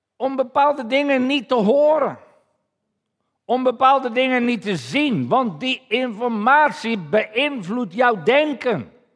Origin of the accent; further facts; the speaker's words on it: Netherlands; als Nederlanders